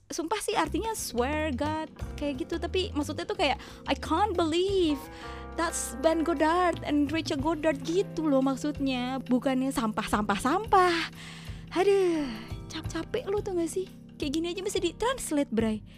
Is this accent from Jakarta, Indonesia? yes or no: yes; Jakarta, Indonesia; tapi kan secara gue orang Jakarta kita kalau ngomong tuh pakai slang gitu yang nggak ada di kamus